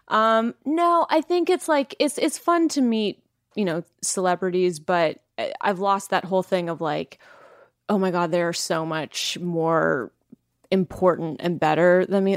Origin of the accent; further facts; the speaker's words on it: Langley, British Columbia, Canada; I am from Langley.